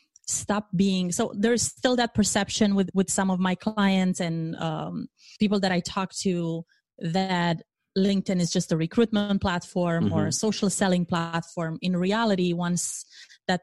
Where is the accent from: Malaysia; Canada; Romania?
Romania; moved away as an adult; now in United States; I am originally from Romania